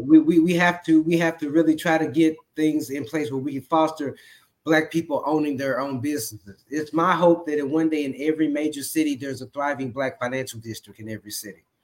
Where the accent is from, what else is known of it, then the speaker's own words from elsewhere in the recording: Memphis, Tennessee, United States; moved away as an adult; now in Dallas, United States; I'm originally from Memphis, Tennessee, but I live in Dallas, Texas